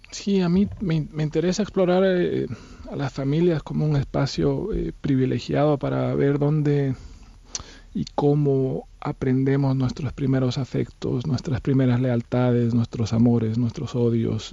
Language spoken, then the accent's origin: Spanish; Bolivia; moved away as an adult; Yo me fui de Bolivia eh, a los 22 años, estuve viviendo en distintos países